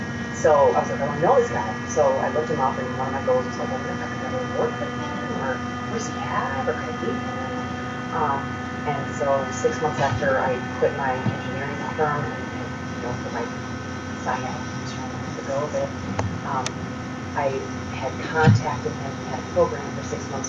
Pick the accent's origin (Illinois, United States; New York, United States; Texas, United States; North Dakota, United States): Illinois, United States; Chicago; moved away as an adult; also born or lived in Colorado / Louisiana / California; now in Wisconsin, United States; I grew up in Chicago